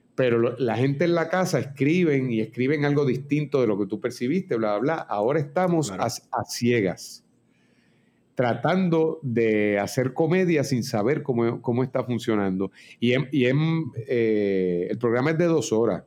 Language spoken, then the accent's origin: Spanish; Puerto Rico; los íbaros, nosotros